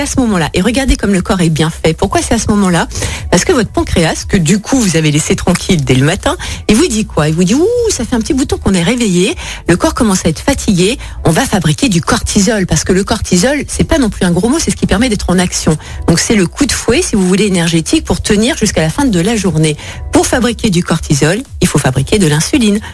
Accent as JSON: {"language": "French", "country": "France", "said": "nous, chez nous, en France"}